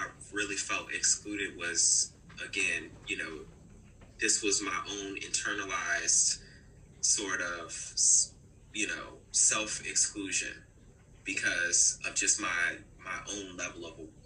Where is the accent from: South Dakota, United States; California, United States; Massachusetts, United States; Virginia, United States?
Virginia, United States; Newport News; My hometown, okay, Newport News, Virginia. So anybody out there from the 7-5, baby, I'm one of them.